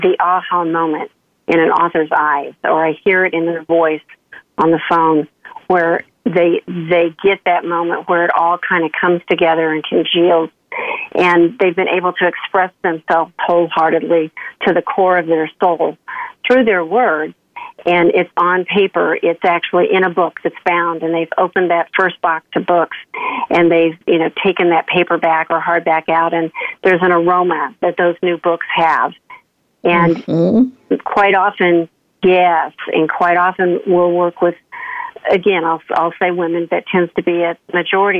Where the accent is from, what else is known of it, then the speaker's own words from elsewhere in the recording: Oklahoma, United States; I grew up in Oklahoma, kind of the southern Midwest.